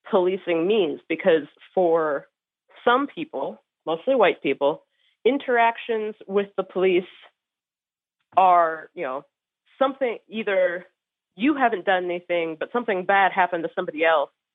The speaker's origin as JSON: {"language": "English", "town": "Cincinnati", "region": "Ohio", "country": "United States", "tie": "born or raised there", "said": "I grew up in Cincinnati"}